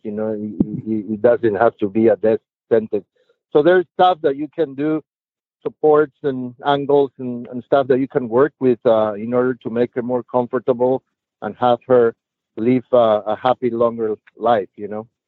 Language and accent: English; Lima, Peru; I was born and raised in Lima, Peru